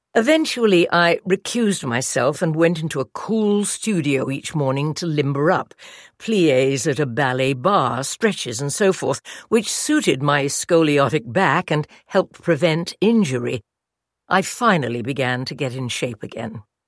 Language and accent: English; England, United Kingdom; moved away as an adult; Being English